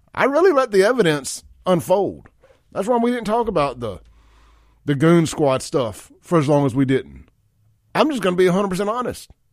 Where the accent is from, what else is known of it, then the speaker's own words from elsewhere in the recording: Mississippi, United States; I'm from Mississippi